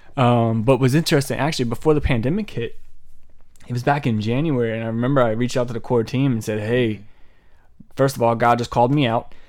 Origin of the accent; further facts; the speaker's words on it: Laurel, Maryland, United States; my hometown of Laurel, Maryland